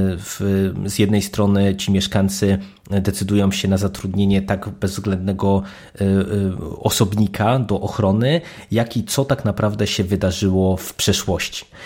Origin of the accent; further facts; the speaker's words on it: Poland; jeżeli ktoś się wychowywał w Polsce za komuny, to pamięta, że to było e, jeden z podstawowych e, gatunków filmowych, które w polskiej telewizji były prezentowane i oczywiście wychowałem się na tych głównie klasycznych westernach